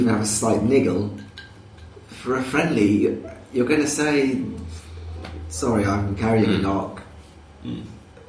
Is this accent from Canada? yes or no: no; England, United Kingdom; being English